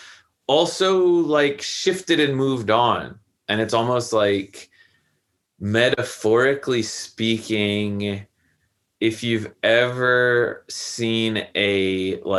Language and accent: English; United States; being an American college student